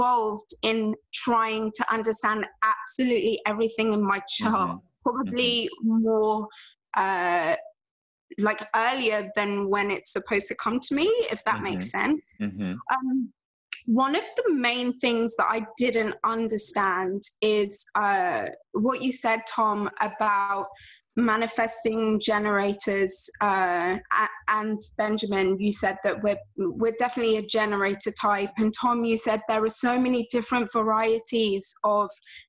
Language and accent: English; England, United Kingdom; I'm from England